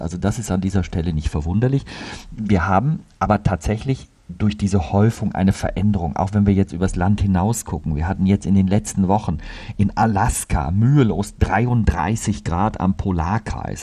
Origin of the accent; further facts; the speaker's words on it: Germany; bei uns in Deutschland